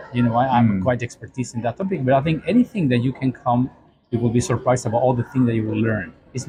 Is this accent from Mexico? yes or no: yes; Mexico; I come from Mexico